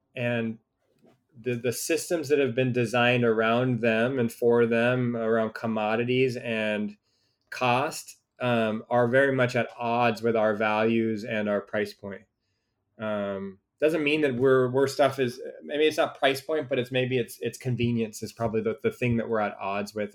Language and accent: English; Newport Beach, California, United States; I grew up in Orange County, um, really Newport Beach, Southern California